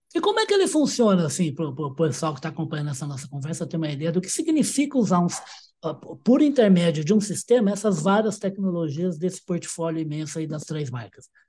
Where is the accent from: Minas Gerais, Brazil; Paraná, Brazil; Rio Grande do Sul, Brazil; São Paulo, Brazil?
Minas Gerais, Brazil; Uberaba; eu sou de Uberaba